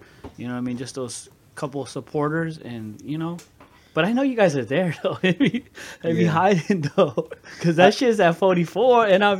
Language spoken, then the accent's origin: English; Bay Area, California, United States; I'm from the Bay Area.